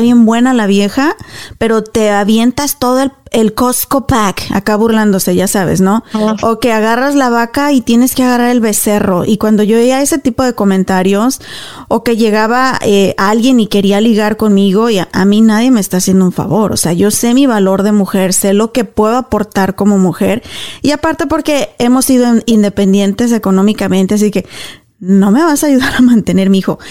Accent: Mexico; now in United States; yo soy cristiana, crecí católica en México, aquí me bauticé cristiana

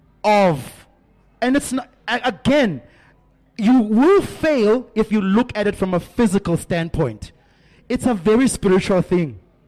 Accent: South Africa; Because as a South African man, I'm telling you now, I'm probably one of the few that's willing to try.

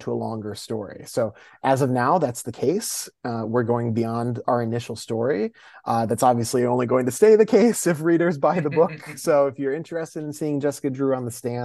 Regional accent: Midwest, United States; moved away as an adult; also born or lived in New York; I grew up in the Midwest and then I moved to New York for college

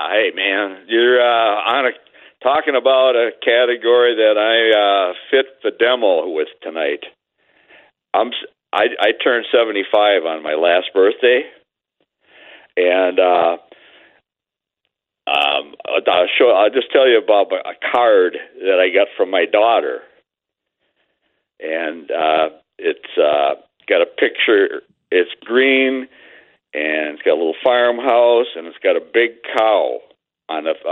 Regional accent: Panama; now in Brooklyn, United States; I'm from Panama.

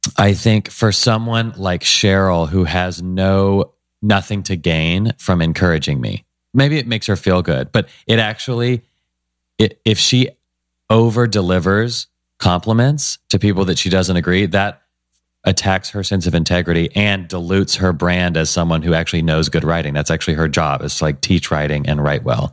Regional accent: Nashville, Tennessee, United States; I grew up in Nashville, Tennessee, which is a great place

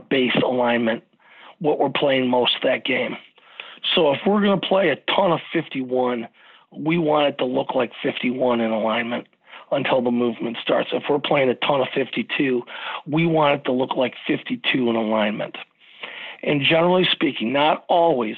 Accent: Frankenmuth, Michigan, United States; I grew up in the Christmas capital of the state of Michigan

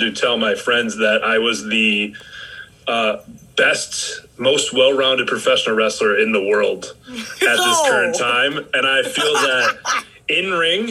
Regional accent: Rochester, New York, United States; in Rochester

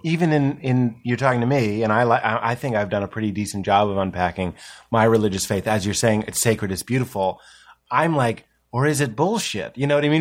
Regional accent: Boston, Massachusetts, United States; The East Coast. I'm from Boston.

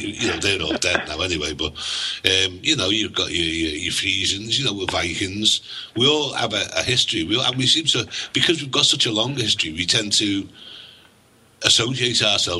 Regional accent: Liverpool, North West England, United Kingdom; accent: Scouse; Now, anyone that comes from Liverpool is called a Scouser. Now, when we have a nickname, we always call ourselves Scouse, because we're proud of where we're from.

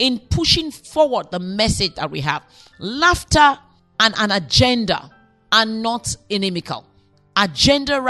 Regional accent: Nigeria; I'm Nigerian

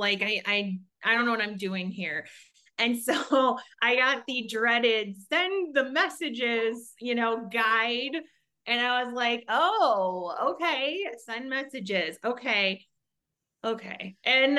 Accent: Chicago, Illinois, United States; moved away as an adult; now in Arizona, United States; I am over in Arizona, first and foremost. I have twin boys, and I'm married, and we are originally from Chicago. We moved here about almost 8 years ago

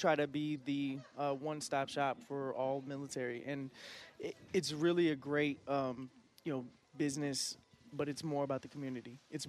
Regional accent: Fort Campbell, Tennessee, United States; So I call myself a military brat, but I graduated high school in Fort Campbell.

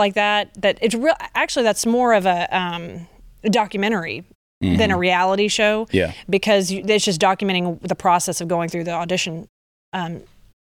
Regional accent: Conroe, Texas, United States; moved away; You moved to my hometown

